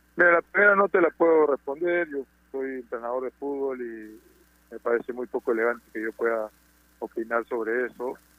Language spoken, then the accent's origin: Spanish; Peru